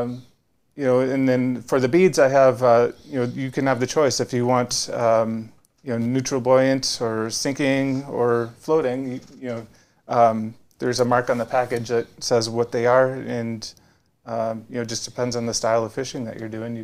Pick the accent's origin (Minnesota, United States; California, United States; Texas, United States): Minnesota, United States; moved away; I grew up in Minnesota